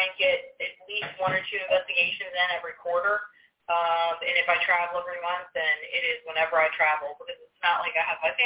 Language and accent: English; Georgia, United States; now in Gettysburg, United States; I'm from Georgia